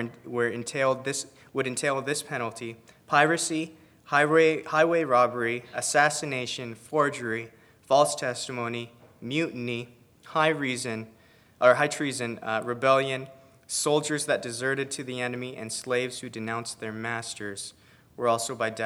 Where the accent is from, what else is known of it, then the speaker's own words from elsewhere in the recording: Philippines; I'm Filipino